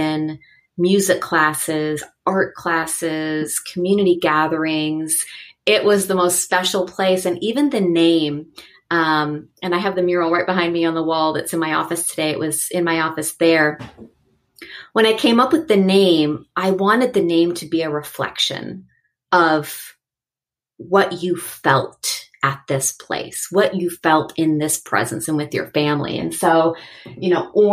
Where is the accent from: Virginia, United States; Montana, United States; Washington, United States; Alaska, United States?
Washington, United States; Seattle; born or raised there; moved away as an adult; also born or lived in Los Angeles